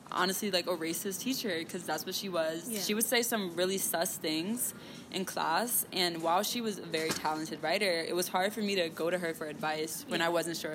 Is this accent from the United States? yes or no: yes; Trenton, New Jersey, United States; moved away; growing up in Trenton